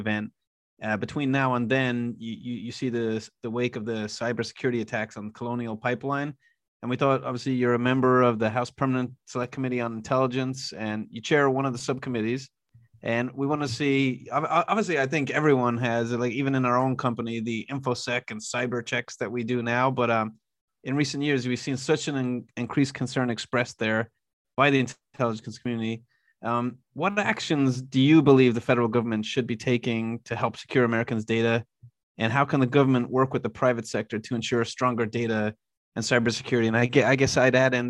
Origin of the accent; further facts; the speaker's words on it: Ireland; moved away; I grew up in Ireland